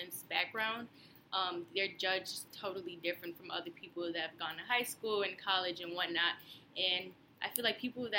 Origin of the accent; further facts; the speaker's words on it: Chicago, Illinois, United States; I'm from North Lawndale